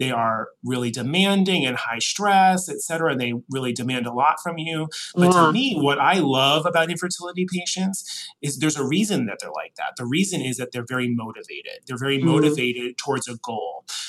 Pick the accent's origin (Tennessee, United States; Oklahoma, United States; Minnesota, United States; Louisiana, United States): Louisiana, United States; New Orleans; accent: Northeastern; Well, I grew up in New Orleans, I did not. But even so, my parents are both from Connecticut originally, so I made a very strict point of not getting a Southern accent. So I think that my Northeastern accent gives me a little bit of gravitas down here.